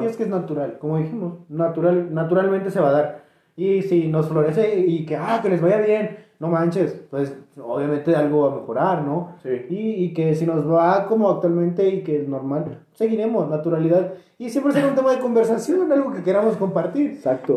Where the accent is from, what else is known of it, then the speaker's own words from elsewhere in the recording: State of Mexico, Mexico; Somos mexiquenses.